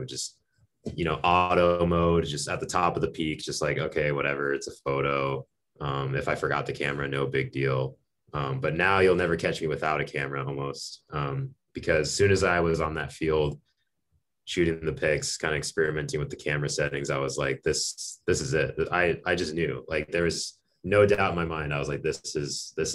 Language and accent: English; Arizona, United States; moved away; also born or lived in Minot, North Dakota; I'm from Arizona originally, home of the good old Coyotes.